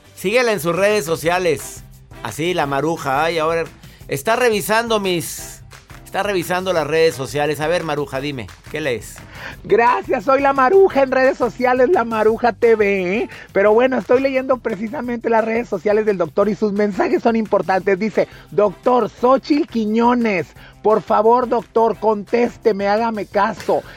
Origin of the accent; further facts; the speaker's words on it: Monterrey, Nuevo León, Mexico; now in Houston, United States; radico en la ciudad de Houston soy de Monterrey